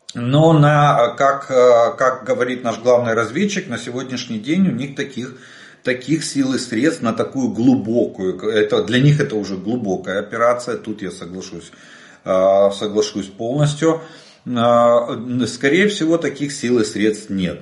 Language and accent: Russian; Ukraine; мы из Украины.